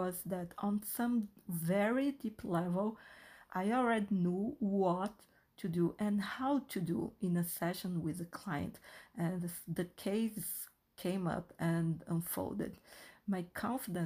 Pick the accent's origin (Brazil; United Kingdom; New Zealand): Brazil; first language Portuguese; English is a second language; I am half Brazilian, half Chinese, and I was born and raised in Brazil. So Portuguese is my first language.